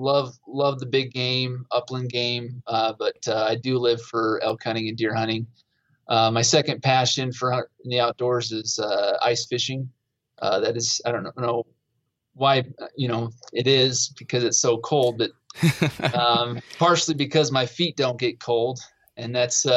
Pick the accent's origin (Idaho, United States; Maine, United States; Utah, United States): Utah, United States; Provo; I'm from Utah, grew up in Provo, hunted.